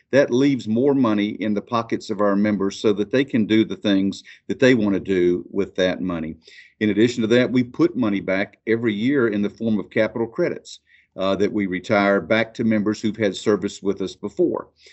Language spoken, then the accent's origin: English; Amicalola EMC area, Georgia, United States; my hometown electric co-op, Amakalola E M C